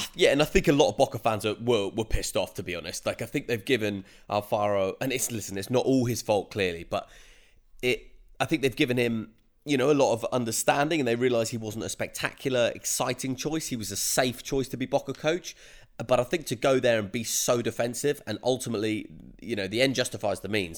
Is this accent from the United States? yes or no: no; United Kingdom; as a Brit